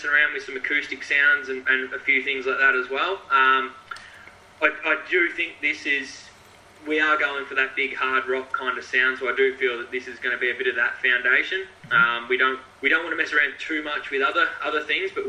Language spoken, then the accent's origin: English; Shepparton, Victoria, Australia; I'm from Shepparton, so I'm around two hours north of Melbourne